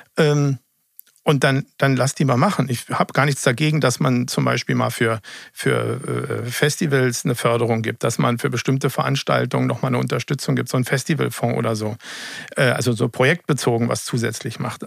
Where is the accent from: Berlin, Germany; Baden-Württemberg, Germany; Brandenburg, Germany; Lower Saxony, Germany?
Berlin, Germany; gebürtiger Berliner